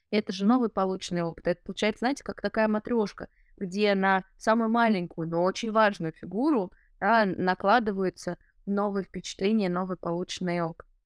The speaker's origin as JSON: {"language": "Russian", "region": "Chuvashia", "country": "Russia", "tie": "born or raised there", "said": "Потому что, да, я остаюсь с этими корнями, я остаюсь родом из Чувашии, но при этом я получаю какой-то новый вот опыт в мегаполисе."}